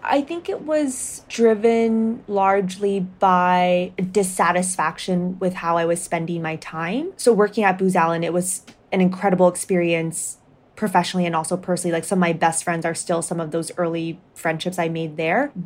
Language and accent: English; Hong Kong; moved away as an adult; also born or lived in United States / Ethiopia; I grew up in Hong Kong, so very cosmopolitan, and then went to the United States for my undergrad